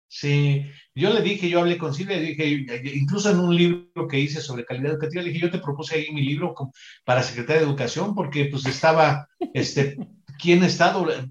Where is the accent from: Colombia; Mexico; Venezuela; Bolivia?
Mexico